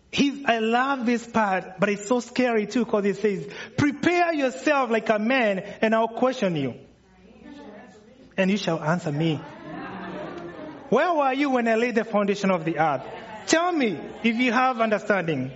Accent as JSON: {"language": "English", "country": "Kenya", "moved": "yes", "said": "for those of you wondering where the accent's coming from, I'm from Kenya"}